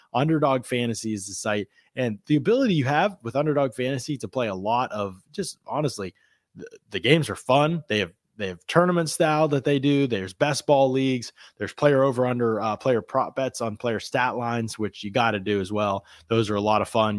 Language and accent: English; Pennsylvania, United States; I'm from Pennsylvania.